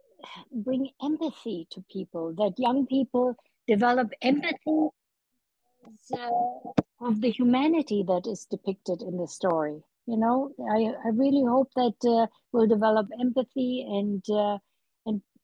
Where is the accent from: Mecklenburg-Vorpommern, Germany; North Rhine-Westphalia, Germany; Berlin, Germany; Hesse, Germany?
Berlin, Germany; now in United States; When 1948, when I was 5 years old, and we were hungry, you know, we needed food. And I watched my city divided into four sectors